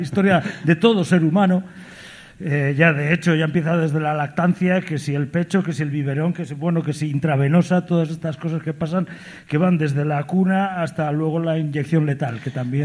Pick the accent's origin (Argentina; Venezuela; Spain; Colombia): Spain; southern Galicia; also born or lived in Vigo; Venimos del sur de Galicia